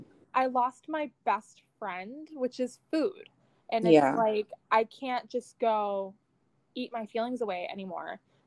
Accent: Michigan, United States; I'm from Michigan

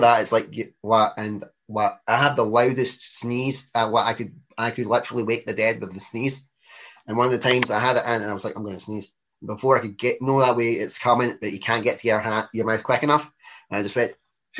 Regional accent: Scotland, United Kingdom; we're Scottish

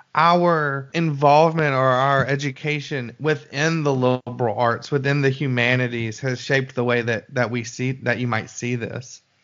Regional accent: Alabama, United States; I'm from Alabama

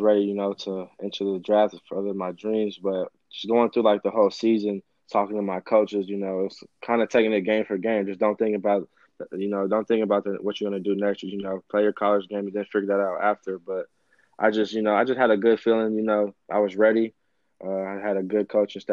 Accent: Arizona, United States; growing up in Arizona

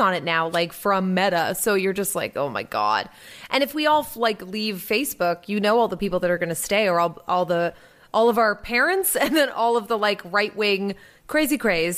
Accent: Salisbury, Massachusetts, United States; my hometown in front of my trashy, uh, Carousel in downtown Salisbury Beach

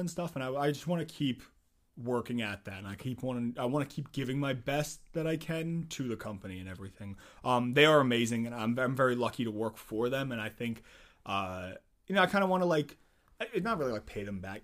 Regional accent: Nazareth, Pennsylvania, United States; I'm in Nazareth

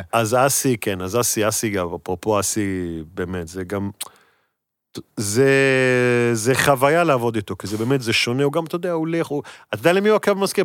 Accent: Netanya, Central District, Israel; moved away as an adult; now in Tel Aviv, Israel; בתור ילד גדלתי בנתניה

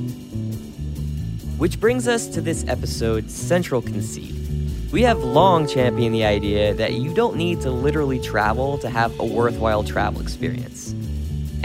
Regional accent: Jersey Shore, New Jersey, United States; now in New York City, United States; I am from the Jersey Shore

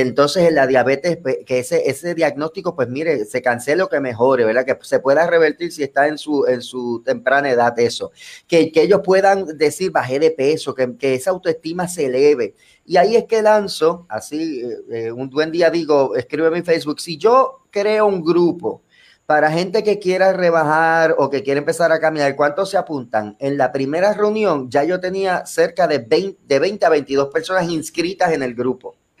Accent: Bayamón, Puerto Rico; yo soy natural de Bayamón, aquí en Puerto Rico, del barrio Santa Olalla

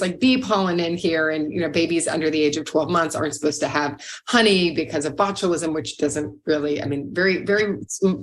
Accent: Louisville, Kentucky, United States; moved away; I'm from Louisville, Kentucky

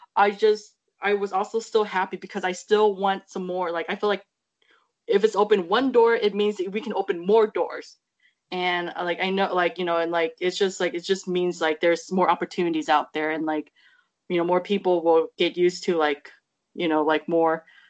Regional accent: United States; growing up in America

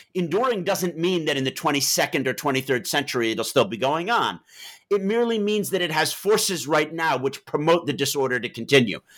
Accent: New York, United States; moved away as an adult; also born or lived in Massachusetts / Beirut / Oxford; I'm from Manhattan

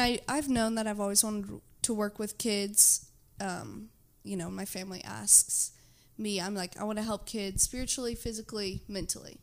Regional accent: Houston, Texas, United States; I'm from Houston

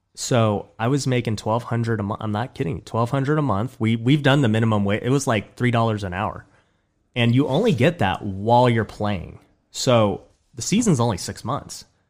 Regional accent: Las Vegas, Nevada, United States; I grew up in Southwest Vegas, so I was born and raised in Vegas

